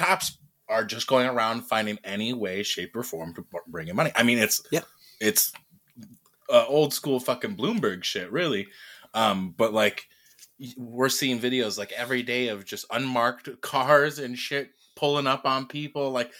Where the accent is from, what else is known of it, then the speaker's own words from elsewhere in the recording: Michigan, United States; I'm from Michigan.